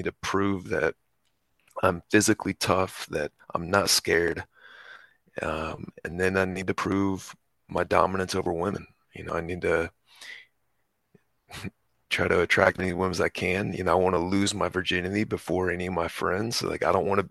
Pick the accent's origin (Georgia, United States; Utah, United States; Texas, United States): Texas, United States; I grew up in Texas